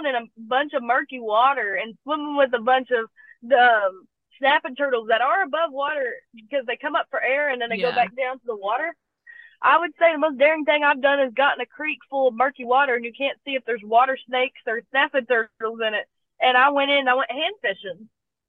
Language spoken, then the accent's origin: English; Appalachia, United States; also born or lived in Kentucky; I'm a girl from Appalachia